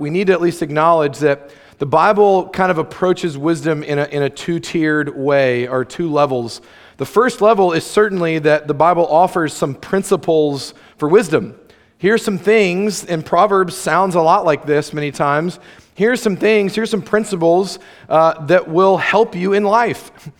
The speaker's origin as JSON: {"language": "English", "area": "near St. Augustine", "region": "Florida", "country": "United States", "tie": "born or raised there", "said": "Saint Augustine, Florida, shout out, hometown, close to my hometown, where the alligator farm is"}